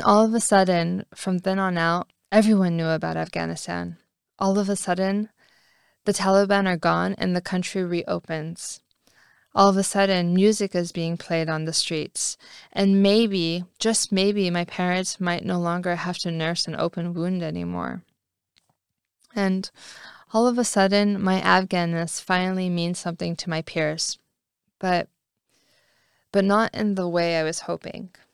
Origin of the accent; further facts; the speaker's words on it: California, United States; moved away as an adult; also born or lived in Paris, France; I grew up in California